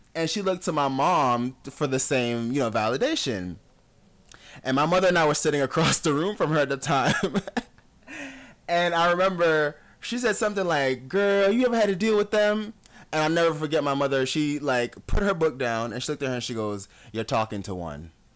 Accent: South Florida, United States; moved away as an adult; also born or lived in Jamaica / Atlanta; growing up in South Florida

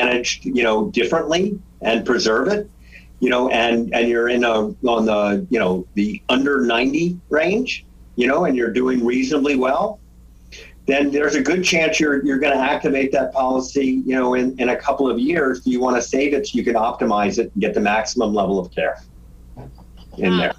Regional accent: Virginia, United States; moved away; We grew up in Virginia

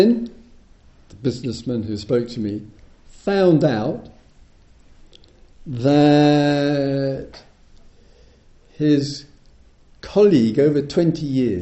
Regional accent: United Kingdom; I'm British

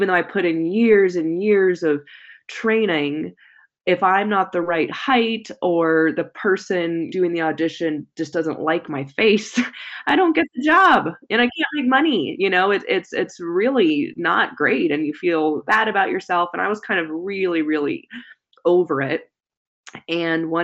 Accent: San Jose, California, United States; I grew up in Silicon Valley area in California

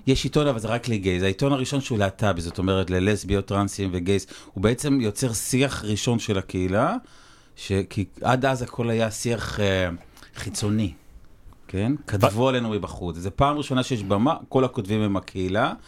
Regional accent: Jezreel Valley, Northern District, Israel; אני בא מהעמק

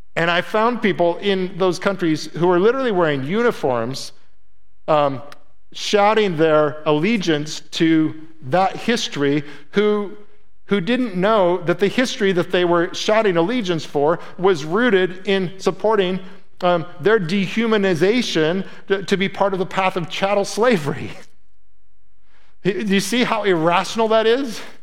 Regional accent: Midwest, United States; moved away; I was from the Midwest.

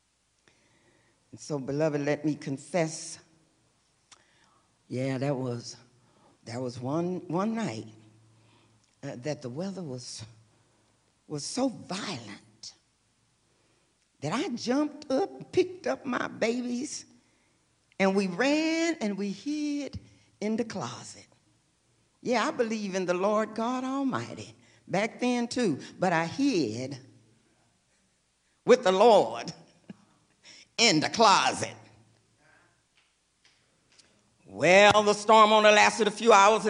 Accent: Texas, United States; moved away as an adult; now in California, United States; I was born and raised in Texas. I've spent 40 years in Texas, and I spent 35 years now in California

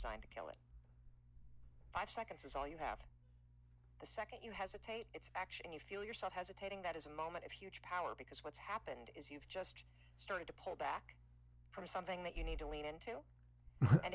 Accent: Midwest, United States; I'm from the Midwest

